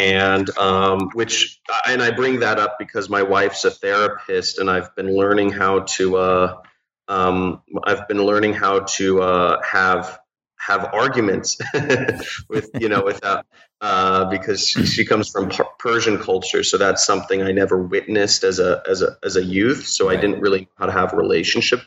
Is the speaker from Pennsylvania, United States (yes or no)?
no; Los Angeles, California, United States; I'm from Los Angeles, from Pacific Palisades, California